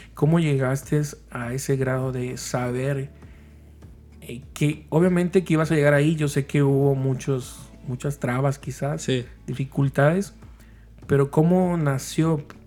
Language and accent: Spanish; Mexico; los que somos de México